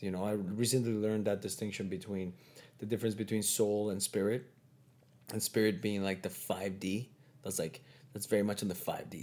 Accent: Mexico; moved away as an adult; now in Toronto, Canada; I went back to Mexico for a couple years

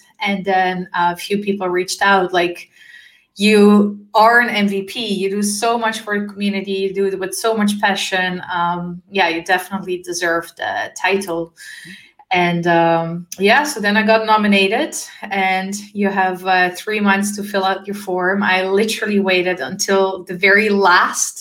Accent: Amsterdam, North Holland, Netherlands; moved away as an adult; also born or lived in former Yugoslavia; now in Switzerland; I'm born in former Yugoslavia. I'm raised in the beautiful city of Amsterdam in the Netherlands.

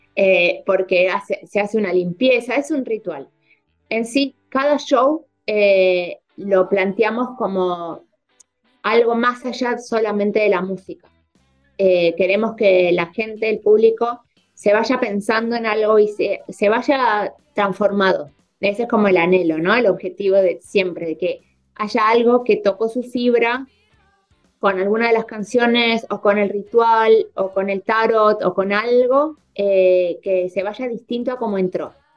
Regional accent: Buenos Aires, Argentina; yo soy porteña

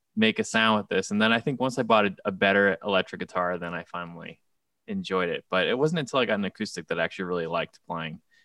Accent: South Shore of Nassau County, Long Island, New York, United States; moved away as an adult; now in Brooklyn, United States; the South Shore of Nassau County in Long Island

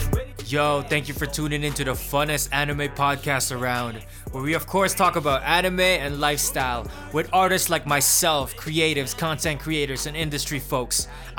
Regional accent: Alberta, Canada; so I'm from Alberta, which is like in between like Toronto and Vancouver, and people, a lot of people call it, it's the Texas of Canada.

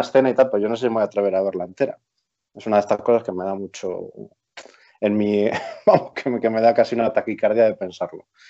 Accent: Palencia, Castile and León, Spain; also born or lived in Pamplona; nací en Palencia, estudié en eh, Blanca de Castilla, aquí filipenses

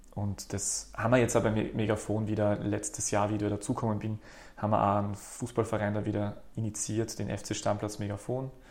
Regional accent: Graz, Styria, Austria; also born or lived in Berlin / Vienna; bin aus Graz ursprünglich, habe da studiert

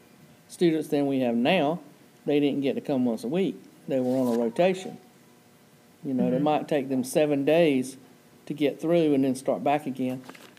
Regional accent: Raleigh, North Carolina, United States; moved away; No, I'm from Raleigh area.

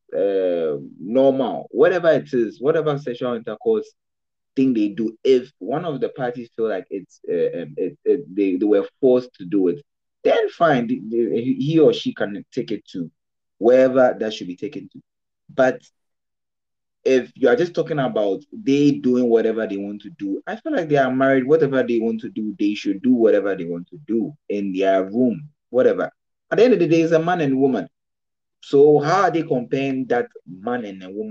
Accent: Ghana; I can decide to get married in Ghana as a Ghanaian

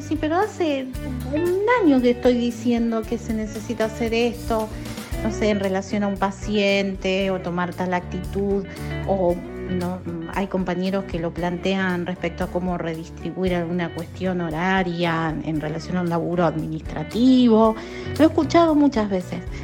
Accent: Argentina; de Argentina

